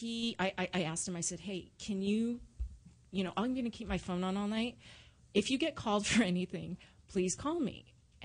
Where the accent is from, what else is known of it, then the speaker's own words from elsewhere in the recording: Orange County, California, United States; I grew up in Orange County